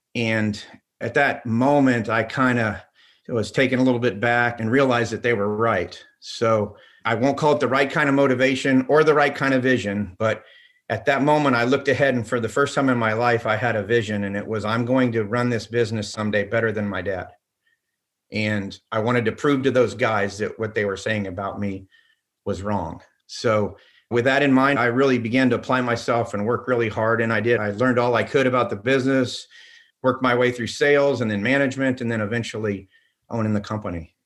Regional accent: Orlando, Florida, United States; also born or lived in Pella, Iowa; I'm as close to a Floridian as you can possibly get

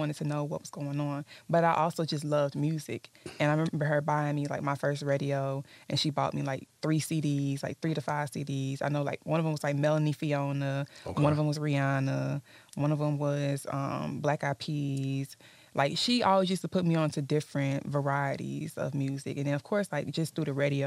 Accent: Atlanta, Georgia, United States; also born or lived in Texas / Mississippi / Louisiana; I ended up getting sent to live with my grandma in Atlanta, mm-hmm. and that was when I was about like 4 years old.

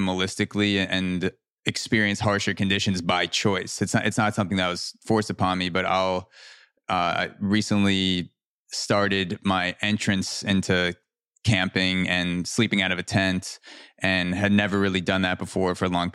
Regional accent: Long Island, New York, United States; I was born in New York

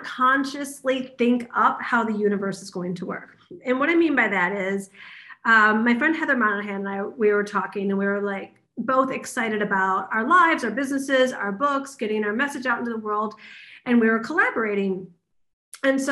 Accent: Detroit, Michigan, United States; now in Los Angeles, United States; from Detroit. I'm a school teacher's kid

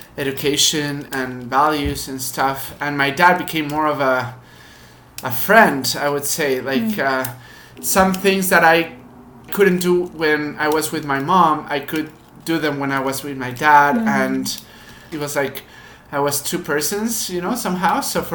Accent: Mexico; So we were one of the families that were lucky to have a good status in Mexico. In terms of the education and parenting, I was in private schools in Mexico all my life.

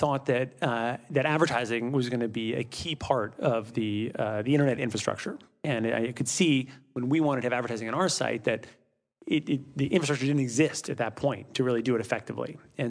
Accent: Midwest, United States; also born or lived in Europe; I grew up, I'm from the Midwest originally, but grew up mostly in Europe.

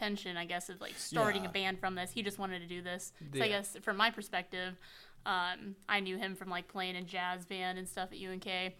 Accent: North Platte, Nebraska, United States; I grew up, I went to St. Pat's in North Platte, and Stephen went to North Platte High, so we actually never crossed paths, which is funny. We live like a mile away from each other, grew up like super close.

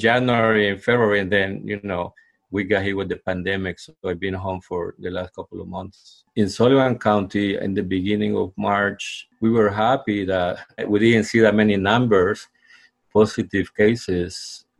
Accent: El Salvador; now in Liberty, United States; I'm originally from El Salvador, and I live in Liberty, New York.

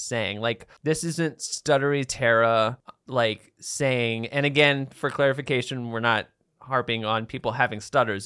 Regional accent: Baltimore, Maryland, United States; I'm from Baltimore

